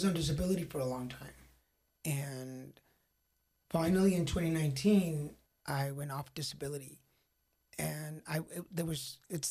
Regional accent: Texas, United States; also born or lived in Monterrey, Mexico; now in California, United States; I'm originally from Monterrey, Mexico. Grew up in Texas. Have been in California for coming on 15 years now

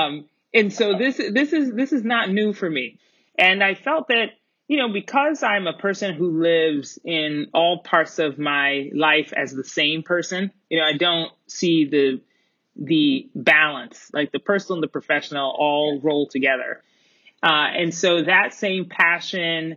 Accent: Colorado Springs, Colorado, United States; also born or lived in Middletown, Connecticut; born in Middletown, Connecticut, a very lively city. And grew up, I call my hometown Colorado Springs, Colorado

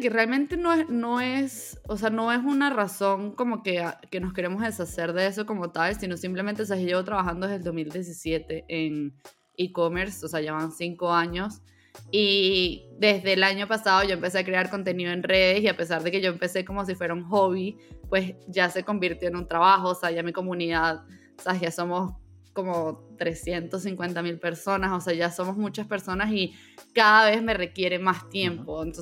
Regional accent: Venezuela; born there; also born or lived in Mexico; bueno, yo … soy venezolana de nacimiento y desde entonces he vivido en muchos lados. En el 2020 yo estaba viviendo en México

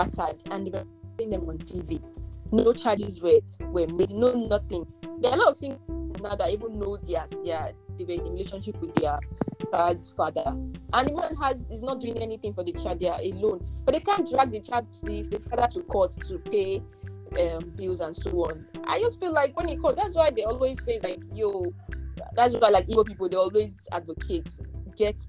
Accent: Nigeria

